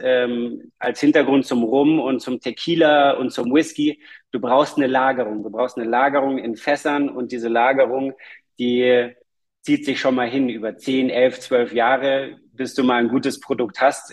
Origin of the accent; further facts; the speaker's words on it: Munich, Bavaria, Germany; Wir, wir kommen aus München